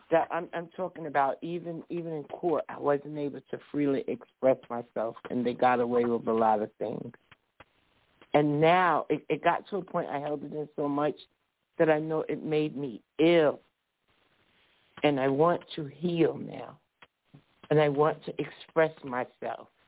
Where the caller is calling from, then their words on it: New Jersey, United States; I'm calling from New Jersey.